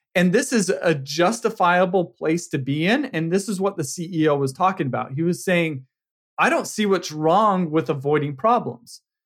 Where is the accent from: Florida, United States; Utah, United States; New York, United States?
Utah, United States; now in California, United States; I grew up in Utah